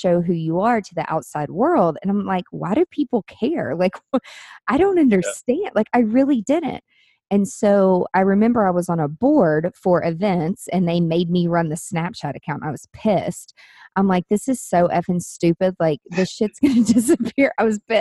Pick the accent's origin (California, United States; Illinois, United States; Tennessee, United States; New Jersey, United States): Tennessee, United States; Nashville; my hometown growing in Nashville